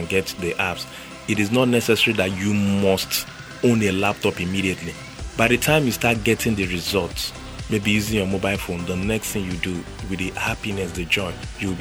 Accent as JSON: {"language": "English", "region": "Lagos", "country": "Nigeria", "tie": "born or raised there", "also_born_or_lived": "Port Harcourt", "said": "where I grew up in Ajegunle, there was nothing like tech then"}